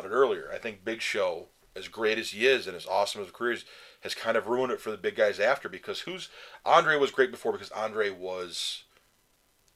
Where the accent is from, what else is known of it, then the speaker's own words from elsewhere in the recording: New York, United States; I grew up in New York.